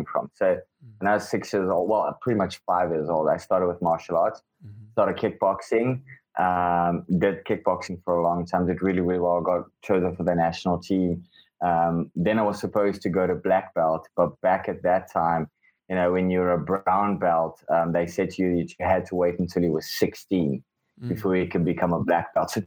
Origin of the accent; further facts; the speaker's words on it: Cape Town, Western Cape, South Africa; first language Afrikaans; English is a second language; also born or lived in Robben Island / London; born in Cape Town, South Africa.